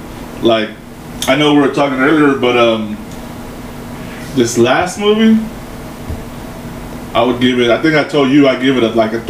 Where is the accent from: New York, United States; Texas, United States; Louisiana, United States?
Texas, United States; San Antonio; moved away as an adult; now in Lubbock, United States; So born and raised in San Antonio.